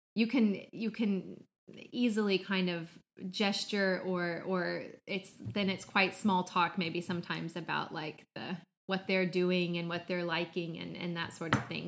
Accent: Midwest, United States; also born or lived in Atlanta, Georgia; now in Finland; I grew up in the Midwest in the States, but I also lived for many years in Atlanta

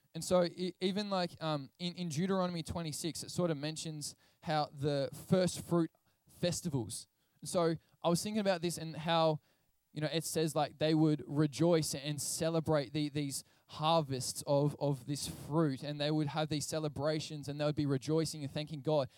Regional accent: Portland, Victoria, Australia; I grew up in Portland, Victoria, which is a coastal town

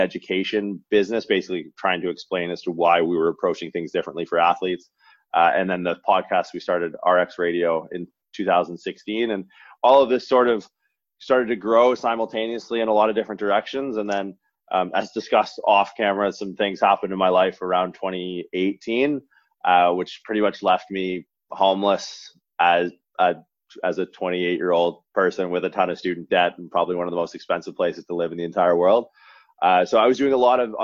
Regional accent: Canada; moved away as an adult; also born or lived in Toronto / Santa Clara, California; I'm from Canada originally.

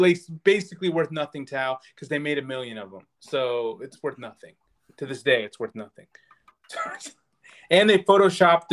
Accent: Sacramento, California, United States; we're from Sacramento

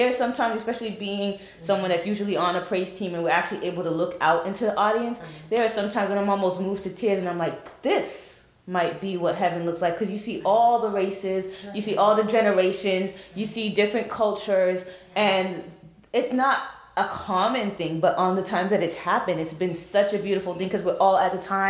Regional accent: Boston, Massachusetts, United States; growing up in Boston, they definitely had the segregated churches, but there was also the collaborative multiracial church.

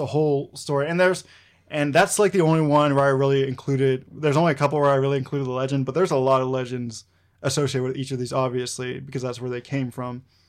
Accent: Arkansas, United States; a guy who's been born and raised in Arkansas

